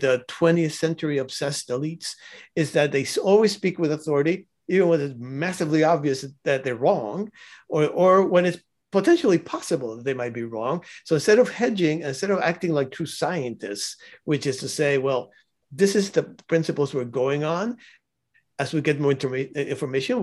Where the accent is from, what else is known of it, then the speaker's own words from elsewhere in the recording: Cuba; I was born in Cuba